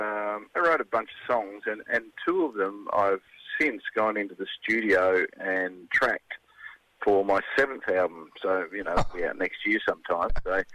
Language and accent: English; Kapunda, South Australia, Australia; my small hometown in Kapunda in South Australia